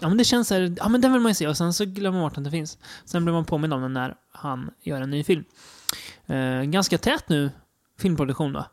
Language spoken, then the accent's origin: Swedish; Degerfors, Örebro County, Sweden; moved away; pojkrummet hemma i Degerfors